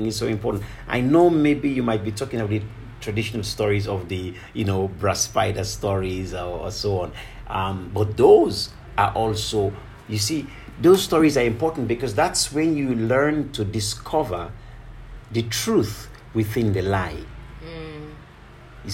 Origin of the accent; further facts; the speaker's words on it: Kamakwie, Northern Province, Sierra Leone; growing up in Kamakwe was always lovely, because as I sat with my grandmother and my uncles every night, we just listened to stories as children.